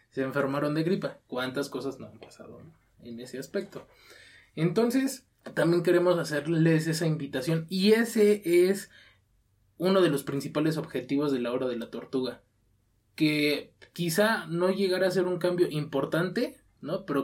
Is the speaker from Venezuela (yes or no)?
no; Mexico